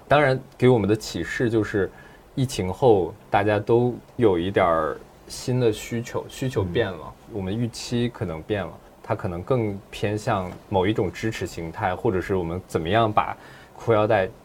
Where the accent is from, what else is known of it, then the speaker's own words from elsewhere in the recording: Dalian, Liaoning, China; now in Shanghai, China; 我当时就在我的老家大连过春节